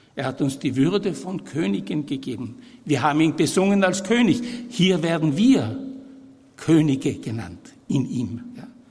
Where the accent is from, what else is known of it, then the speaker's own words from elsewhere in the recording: Vienna, Austria; also born or lived in Vorarlberg / Innsbruck / Brixen; Ich bin 1940 geboren in Wien, äh, aber der Abstammung nach voll Tiroler, Südtiroler